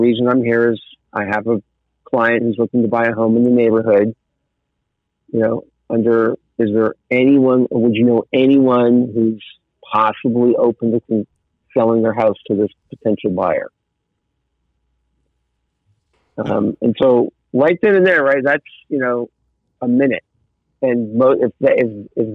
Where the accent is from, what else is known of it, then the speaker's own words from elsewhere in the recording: Southern California, United States; moved away as an adult; also born or lived in Malibu; now in Colorado, United States; I grew up in Southern California in a nice middle class home, and I lived in Malibu